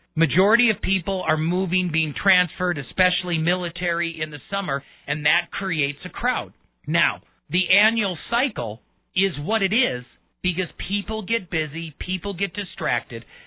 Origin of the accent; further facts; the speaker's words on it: Milwaukee, Wisconsin, United States; also born or lived in Colorado; now in Colorado Springs, United States; I'm a Colorado native by marriage. I was born and raised in Milwaukee.